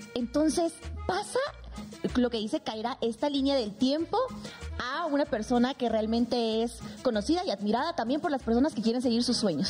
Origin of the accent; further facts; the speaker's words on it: Sucre, Chuquisaca, Bolivia; now in Mexico; en mi Sucre natal, o sea, donde yo nací, que es la capital de Bolivia histórica